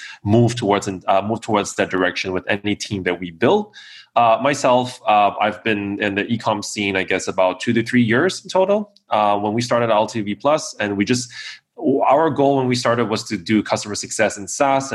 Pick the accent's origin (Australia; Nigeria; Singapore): Singapore; moved away as an adult; now in Kyiv, Ukraine; I am tuning in from Kiev in Ukraine right now. I've been based here for about 4 years, but originally from Singapore.